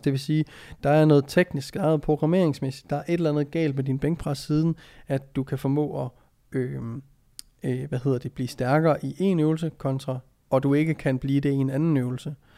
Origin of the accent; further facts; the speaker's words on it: Jutland, Denmark; moved away; also born or lived in Copenhagen; Vi er fra Jylland